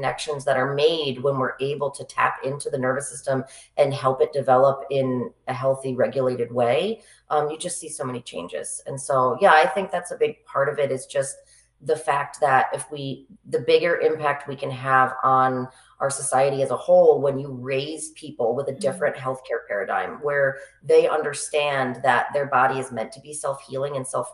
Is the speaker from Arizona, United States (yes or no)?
no; Capital District, New York, United States; also born or lived in Boston / Plattsburgh / Saratoga; I grew up in the Capital District